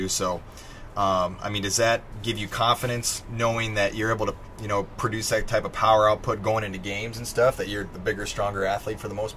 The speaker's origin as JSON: {"language": "English", "town": "Davenport", "region": "Iowa", "country": "United States", "tie": "born or raised there", "moved": "yes", "said": "I grew up in Davenport"}